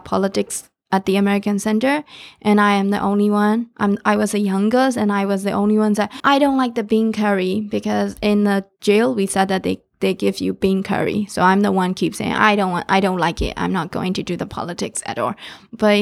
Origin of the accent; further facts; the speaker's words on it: Myanmar; moved away as an adult; now in Minneapolis, United States; growing up in Burma in 90s